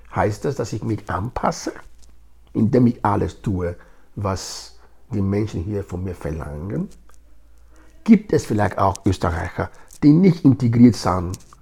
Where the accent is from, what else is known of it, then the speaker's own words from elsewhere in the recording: Nigeria; first language Edo; German is a second language; now in Graz, Austria; Geboren bin ich in Nigeria, ich lebe in Graz seit fast 30 Jahren